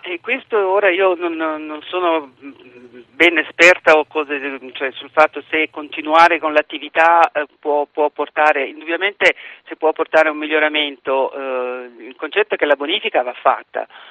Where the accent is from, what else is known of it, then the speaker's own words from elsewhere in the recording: Taranto, Apulia, Italy; moved away as an adult; sono nata a Taranto lì ho vissuto fino ai vent'anni